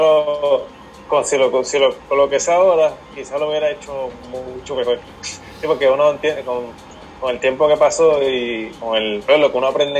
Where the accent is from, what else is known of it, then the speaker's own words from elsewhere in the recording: Aguadilla, Puerto Rico; yo soy de Guadilla, del pueblo Guadilla. Siempre, bueno, siempre me crié aquí.